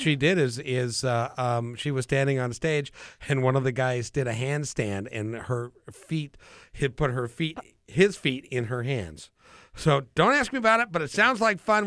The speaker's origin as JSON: {"language": "English", "town": "Idaho Falls", "region": "Idaho", "country": "United States", "tie": "born or raised there", "said": "I was born in Idaho Falls"}